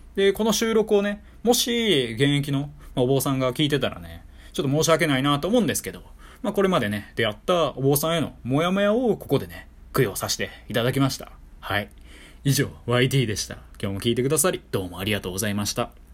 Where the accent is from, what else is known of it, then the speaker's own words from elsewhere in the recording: Kyoto, Japan; 私、地元が京都で